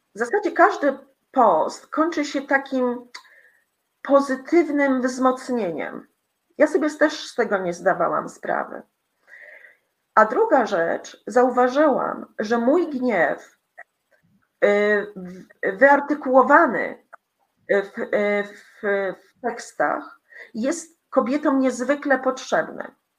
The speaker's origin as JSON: {"language": "Polish", "country": "Poland", "also_born_or_lived": "Greece / Italy", "moved": "as an adult", "said": "uciekłam, y, z Polski, y, w osiemdziesiątym chyba siódmym roku, y, m, byłam emigrantką"}